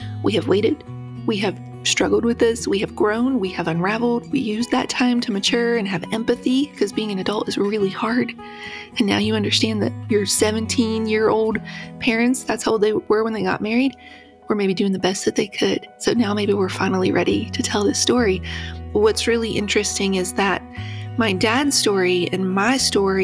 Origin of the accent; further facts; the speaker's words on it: West Virginia, United States; I grew up in West Virginia